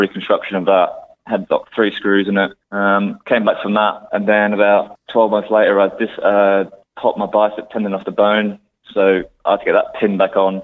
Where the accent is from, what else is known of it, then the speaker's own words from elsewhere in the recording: Gold Coast, Queensland, Australia; moved away as an adult; also born or lived in United States; now in United Kingdom; I grew up on the Gold Coast